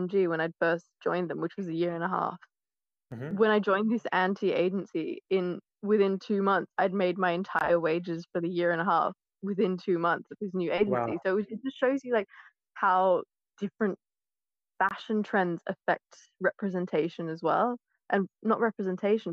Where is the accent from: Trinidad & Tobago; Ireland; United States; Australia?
Australia; moved away as an adult; also born or lived in London / Oxford; now in United Kingdom; I was born in Australia